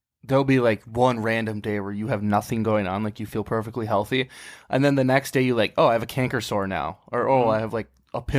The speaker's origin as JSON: {"language": "English", "country": "United States", "tie": "born or raised there", "said": "So I grew up on the Mississippi River"}